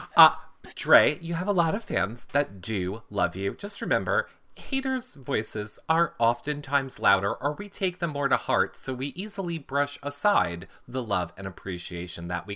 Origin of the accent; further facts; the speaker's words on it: United States; as an American